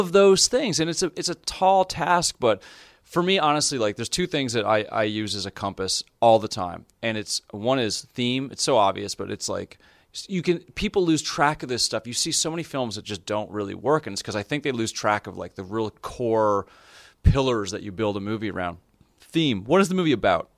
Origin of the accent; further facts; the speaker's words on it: Canada; as a Canadian